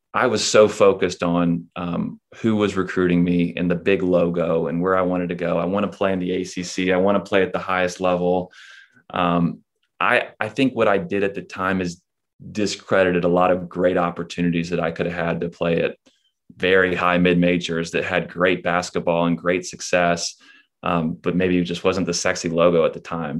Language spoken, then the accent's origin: English; Charlotte, North Carolina, United States; at a high school, um, again, being in Charlotte